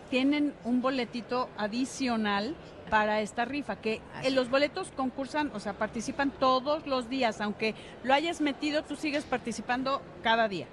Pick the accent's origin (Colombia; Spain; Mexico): Mexico; nosotros como mexicanos